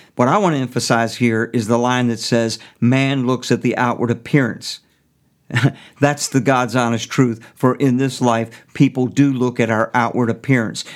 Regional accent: United States; I am an American

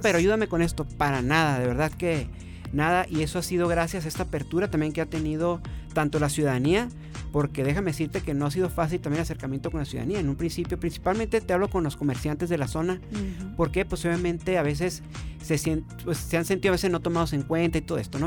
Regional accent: Mexicali, Baja California, Mexico; soy de aquí de Mexicali

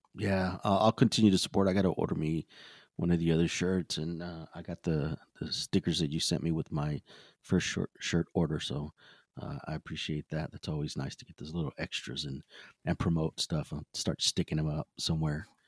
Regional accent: Texas, United States

